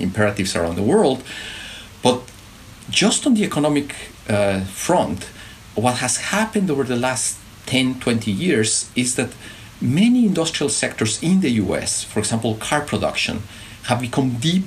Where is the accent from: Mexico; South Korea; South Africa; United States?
Mexico; central Mexico; moved away; my hometown, the town where my father was born, it's a town in central Mexico